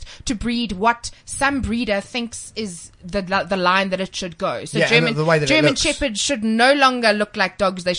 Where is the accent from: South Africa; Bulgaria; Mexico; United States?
South Africa; I'm South African Scottish.